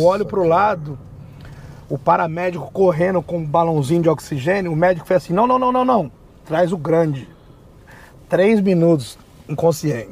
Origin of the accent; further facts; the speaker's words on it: São Paulo, Brazil; moved away as an adult; also born or lived in New York / Newark / Pennsylvania; eu morei a minha vida inteira em São Paulo